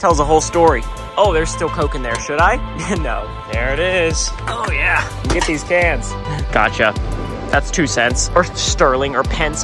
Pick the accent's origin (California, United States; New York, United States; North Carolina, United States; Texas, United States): Texas, United States; I'm from Texas.